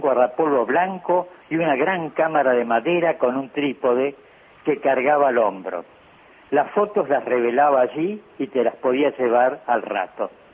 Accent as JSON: {"language": "Spanish", "town": "Rosario", "region": "Santa Fe", "country": "Argentina", "tie": "born or raised there", "said": "Tengo una fotografía junto a mi padre en el Parque a la Bandera, a donde íbamos seguidos por ser vecinos"}